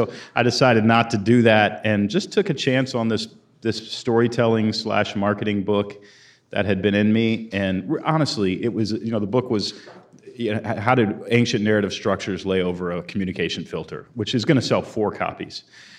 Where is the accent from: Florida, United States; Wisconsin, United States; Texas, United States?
Texas, United States; Houston; moved away as an adult; also born or lived in Portland, Oregon; I grew up in Houston, Texas, moved to Portland, Oregon when I was 21 and spent 20 years there as a writer